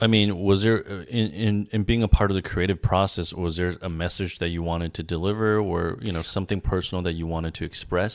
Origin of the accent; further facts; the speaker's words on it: San Gabriel Valley, California, United States; I grew up in the San Gabriel Valley